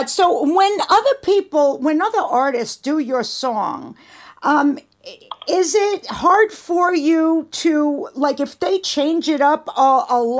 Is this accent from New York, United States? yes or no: yes; New York City, New York, United States; I know you could tell I am too.